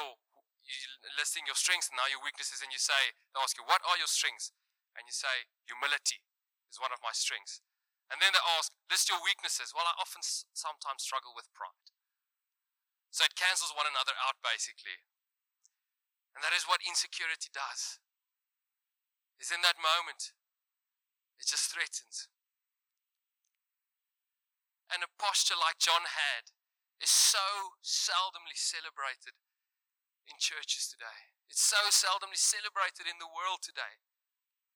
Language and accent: English; South Africa; accent: Afrikaans